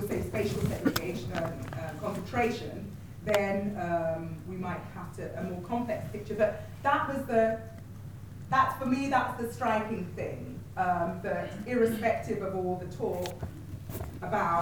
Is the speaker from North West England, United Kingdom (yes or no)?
no; London, United Kingdom; also born or lived in Scotland; I'm Nigerian origin, but Scottish by birth and London by upbringing.